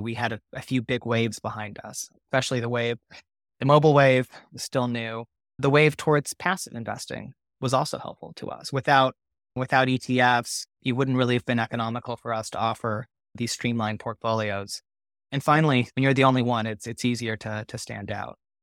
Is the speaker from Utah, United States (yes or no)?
no; Orange County, California, United States; I grew up in Orange County